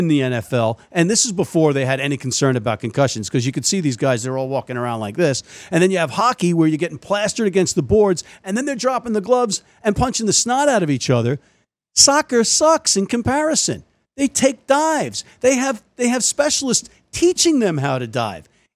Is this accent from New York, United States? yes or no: no; New Jersey, United States; As a kid growing up in New Jersey